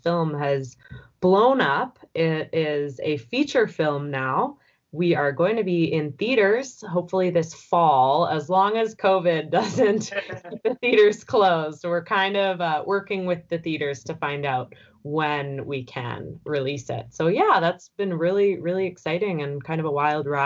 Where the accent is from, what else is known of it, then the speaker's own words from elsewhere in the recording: Vancouver Island, British Columbia, Canada; Yeah, so I grew up on Vancouver Island, so somewhat close to Vancouver.